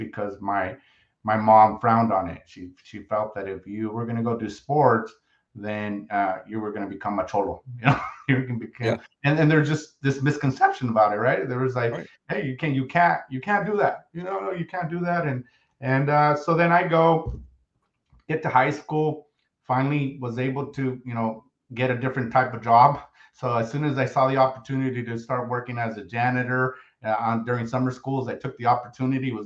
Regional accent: San Martin, California, United States; born or raised there; first language Spanish; English is a second language; also born or lived in Los Angeles

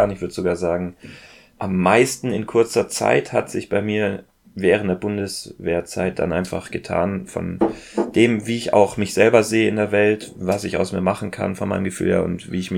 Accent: Ulm, Baden-Württemberg, Germany; Ich bin eigentlich in Ulm aufgewachsen, ja.

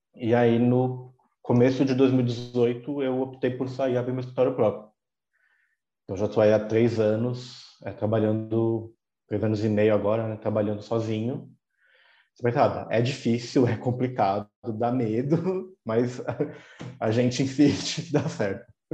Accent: São Paulo, Brazil; sou aqui de São Paulo

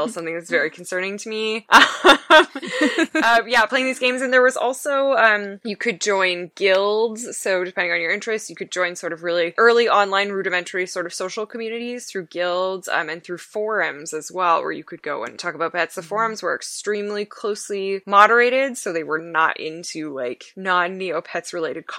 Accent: Canada; I'm from Canada

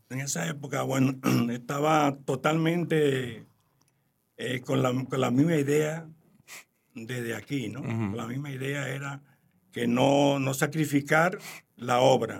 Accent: Santo Domingo, Dominican Republic; moved away as an adult; also born or lived in Spain

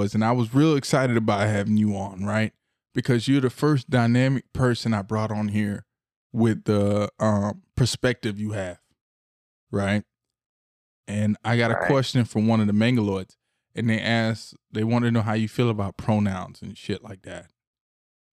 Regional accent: the South, United States; I'm from the South

